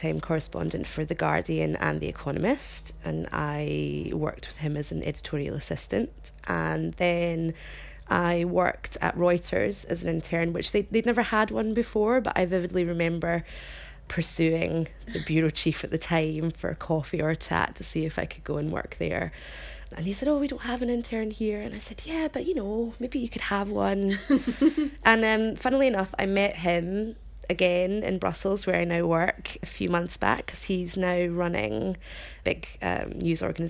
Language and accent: English; Glasgow, Scotland, United Kingdom; moved away as an adult; also born or lived in Rome, Italy; now in Belgium; I worked in Glasgow in my hometown.